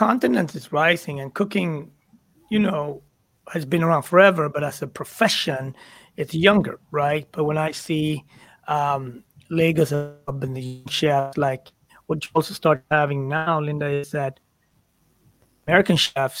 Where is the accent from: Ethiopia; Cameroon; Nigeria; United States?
Ethiopia; You specifically in Kenya, I'm from Ethiopia. We're both black.